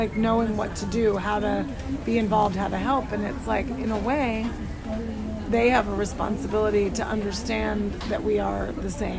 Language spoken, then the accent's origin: English; Arizona, United States; I grew up in Arizona